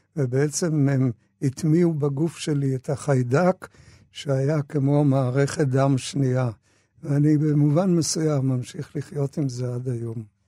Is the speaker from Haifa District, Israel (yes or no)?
no; Tel Aviv, Tel Aviv District, Israel; also born or lived in Austria; אנחנו, שהגענו לארץ אחרי uh, המעברות, שלחו אותנו לשכונת שפירא, וגרנו שם